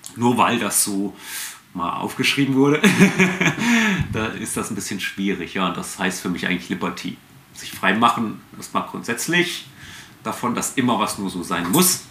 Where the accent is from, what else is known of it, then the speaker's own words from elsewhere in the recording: Fulda, Hesse, Germany; also born or lived in Frankfurt / Bad Wildungen; Ursprünglich geboren in Fulda